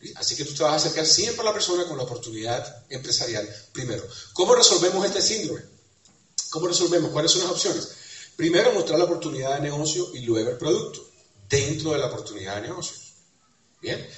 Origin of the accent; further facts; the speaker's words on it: Cuba; soy cubano, porque soy caribeño